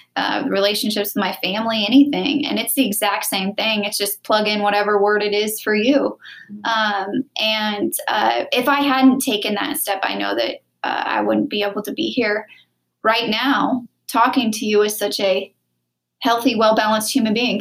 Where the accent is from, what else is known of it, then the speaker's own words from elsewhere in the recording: Wichita, Kansas, United States; moved away; Wichita, Kansas, my hometown